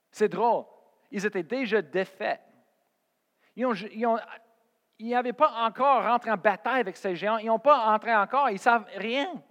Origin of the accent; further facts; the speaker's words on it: Colorado, United States; moved away as an adult; also born or lived in Oklahoma / Spain; j'ai parti de chez moi au Colorado et j'ai parti en Oklahoma